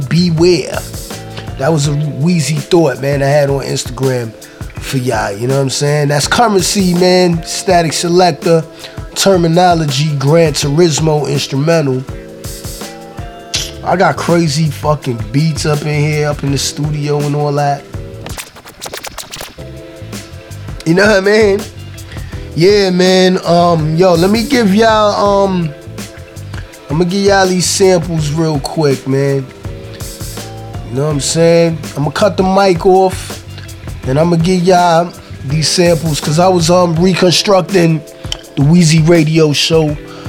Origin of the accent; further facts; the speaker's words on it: New York City, New York, United States; I'm from Brooklyn, so I'm in New York